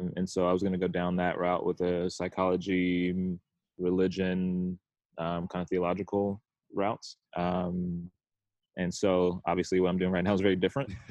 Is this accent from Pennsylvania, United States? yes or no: no; Tuscaloosa, Alabama, United States; moved away as an adult; also born or lived in Michigan; now in Atlanta, United States; Originally from Tuscaloosa, Alabama. So Roll Tide, of course. Grew up there